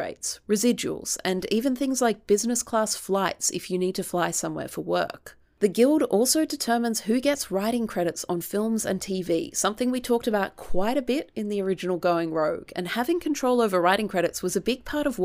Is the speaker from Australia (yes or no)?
yes; Australia; as an Australian